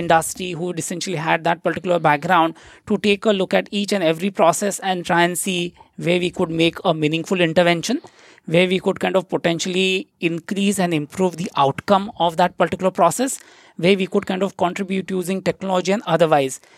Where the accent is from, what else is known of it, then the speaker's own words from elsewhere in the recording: Nagpur, Maharashtra, India; moved away as an adult; now in Singapore; the place where I come from, it's called as the city of Nagpur.